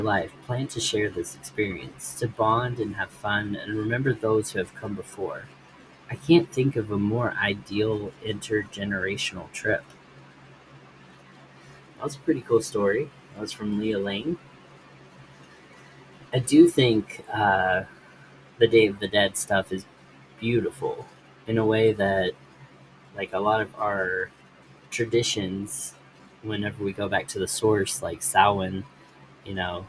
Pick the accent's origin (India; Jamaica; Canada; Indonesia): Indonesia; I was born and raised in Indonesia, and have worked for nearly a decade here as a documentary and travel photographer.